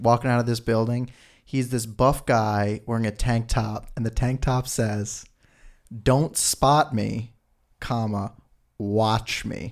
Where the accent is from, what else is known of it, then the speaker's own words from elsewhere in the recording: New York, United States; I'm even from New York